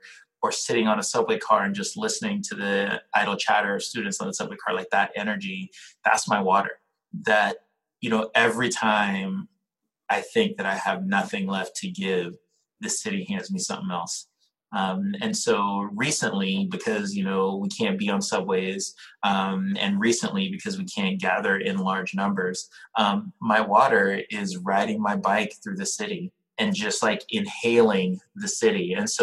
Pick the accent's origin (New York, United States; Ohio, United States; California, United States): New York, United States; New York City; You know, I'm a New Yorker. And so I got to answer this in the most New York way possible.